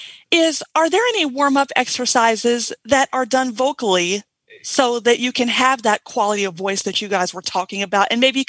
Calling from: Burien, Washington, United States; from Berrien, Washington.

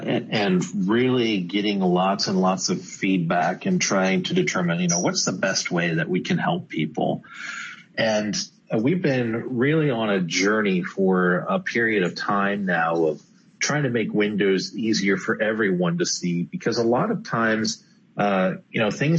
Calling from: Redmond, Washington, United States; So I'm based out of Redmond, Washington, where the headquarters of Microsoft is located.

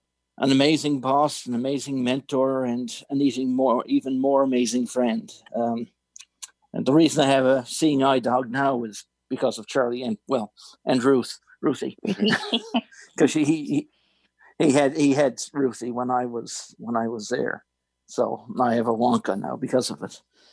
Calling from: Newfoundland and Labrador, Canada; And I came down from Canada, and that's where I'm calling from now, Newfoundland, Canada.

